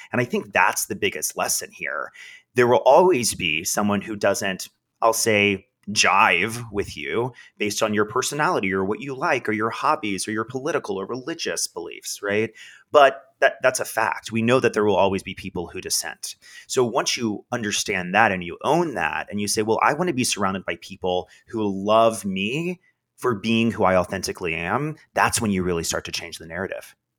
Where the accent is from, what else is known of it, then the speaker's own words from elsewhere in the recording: Texas, United States; moved away as an adult; now in New York City, United States; I knew my entire life I, I had to get out of Texas